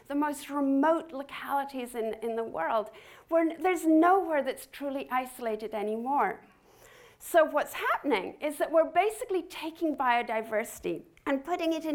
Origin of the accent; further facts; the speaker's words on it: Scotland, United Kingdom; I grew up with gorse in Scotland